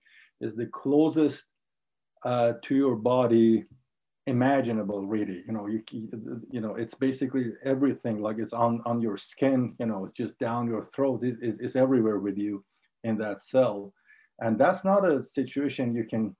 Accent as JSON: {"language": "English", "town": "Ahvaz", "region": "Khuzestan", "country": "Iran", "tie": "born or raised there", "also_born_or_lived": "Tehran", "second_language": "English", "moved": "yes", "said": "I grew up in Ahvaz in south of Iran during the Iran-Iraq war"}